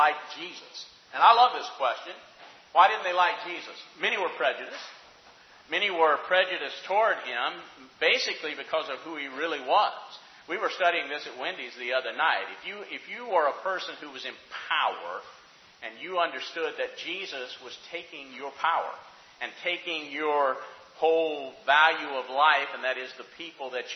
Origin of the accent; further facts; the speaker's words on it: North Alabama, United States; in the area I came from, because I came from North Alabama. Growing up, I see all